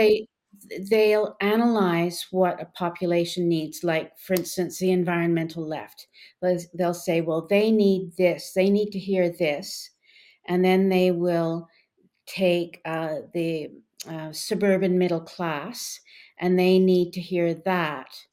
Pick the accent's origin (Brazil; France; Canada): Canada; when I was growing up in Canada